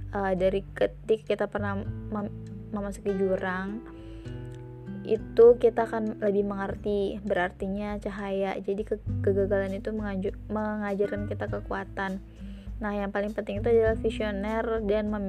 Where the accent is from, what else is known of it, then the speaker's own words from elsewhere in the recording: Cilegon, Banten, Indonesia; aku bilang kalau aku dari Cilegon kak gitu terus kata beliau wah senang bisa ketemu seperbantenan gitu